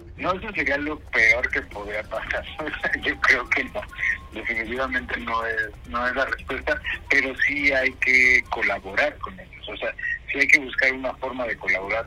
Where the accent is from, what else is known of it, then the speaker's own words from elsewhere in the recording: Mexico; now in Europe; nosotros como mexicanos